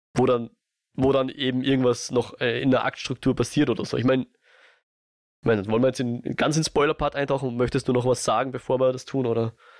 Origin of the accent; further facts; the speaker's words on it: Austria; ich als Österreicher